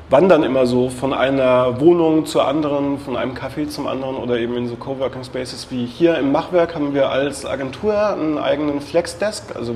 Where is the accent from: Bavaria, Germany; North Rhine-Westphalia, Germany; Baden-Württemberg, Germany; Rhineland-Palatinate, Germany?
Bavaria, Germany; Würzburg; now in Berlin, Germany; Ich komme aus Würzburg eigentlich, bin aber schon vor 15 Jahren oder so nach Berlin gezogen.